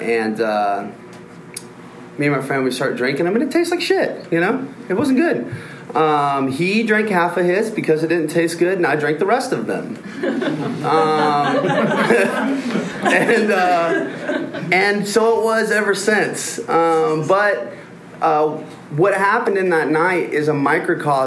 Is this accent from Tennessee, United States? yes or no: yes; Nashville, Tennessee, United States; I'm from Nashville